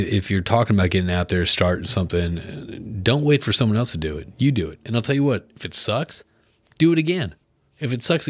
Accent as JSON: {"language": "English", "country": "United States", "said": "I'm American"}